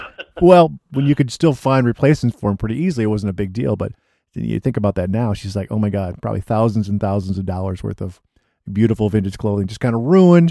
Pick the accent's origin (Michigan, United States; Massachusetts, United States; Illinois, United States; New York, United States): Michigan, United States; Ann Arbor; my hometown of Ann Arbor